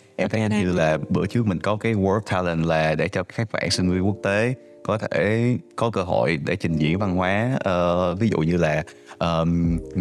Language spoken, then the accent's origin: Vietnamese; Ho Chi Minh City, Vietnam; now in Canada; mình cũng sinh ra ở Sài Gòn